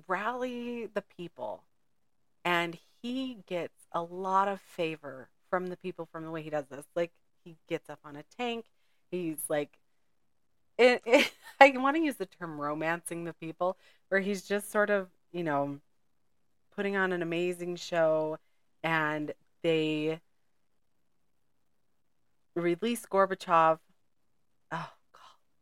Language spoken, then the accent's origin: English; United States; I'm an American.